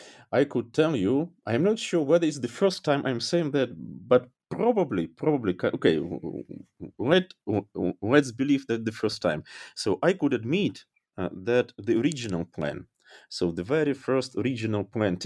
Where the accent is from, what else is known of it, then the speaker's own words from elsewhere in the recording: Dnipro, Dnipropetrovsk Oblast, Ukraine; moved away as an adult; also born or lived in Kyiv; now in Germany; So it sounds strange, maybe even crazy, but this book project about my hometown brought me to Germany.